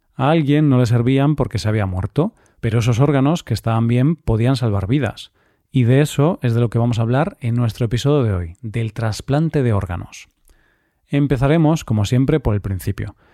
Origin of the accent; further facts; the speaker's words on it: Spain; en nuestro país se hacen bastantes esfuerzos para impulsar la donación de órganos